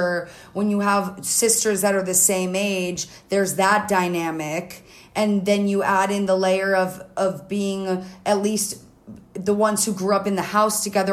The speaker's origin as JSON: {"language": "English", "town": "North Miami Beach", "region": "Florida", "country": "United States", "tie": "born or raised there", "said": "I was born and raised in Miami. I was born in Miami Beach, and then I grew up kind of more in the suburbs in North Miami Beach"}